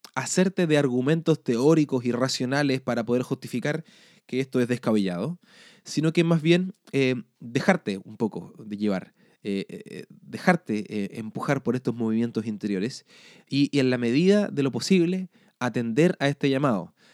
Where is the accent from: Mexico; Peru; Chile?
Chile; nacimos en Chile o en Sudamérica, en eh, Chile en mi casa